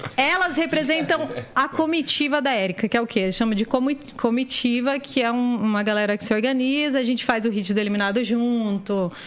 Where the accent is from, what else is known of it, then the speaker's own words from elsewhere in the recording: Diadema, São Paulo, Brazil; eu tô lá em Diadema vendo qual que é, porque eu não saí de onde eu nasci. Eu continuo morando no mesmo lugar